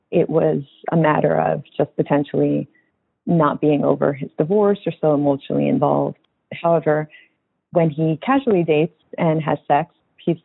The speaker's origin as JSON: {"language": "English", "region": "Northeast", "country": "United States", "tie": "born or raised there", "said": "I had just actually moved back to my home state"}